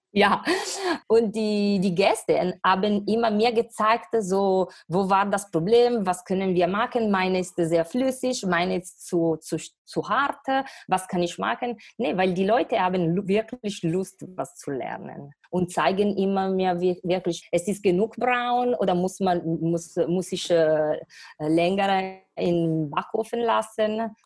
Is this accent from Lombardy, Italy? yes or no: yes; Varese, Lombardy, Italy; German is a second language; moved away as an adult; also born or lived in Milan; now in Düsseldorf, Germany; ich komme aus Norditalien, aus Lombardei, Varese, in der Nähe von Mailand